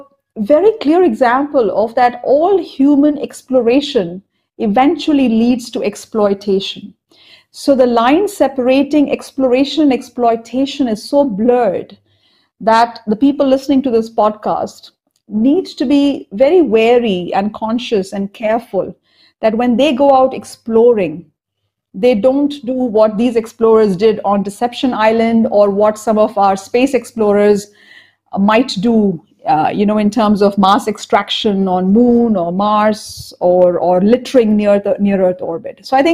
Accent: Cuttack, Odisha, India; born there; And I was born in Cuttack in Odisha. And near Cuttack, we have something called the Talcher mines

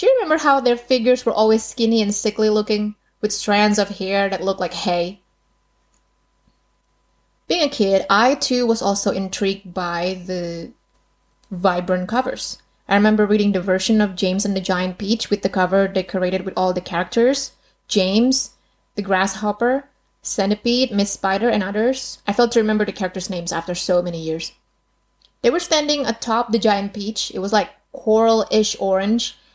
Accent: Indonesia; English is a second language; Being Indonesian, obviously English wasn't my first language

